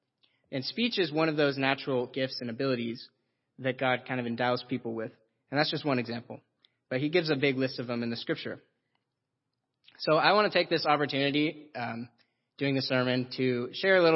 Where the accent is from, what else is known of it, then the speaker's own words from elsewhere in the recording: Roseville, California, United States; I was born in Roseville, California